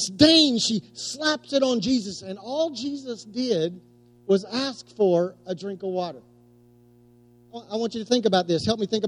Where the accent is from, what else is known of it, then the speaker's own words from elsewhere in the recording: West Oklahoma, United States; I was growing up in West Oklahoma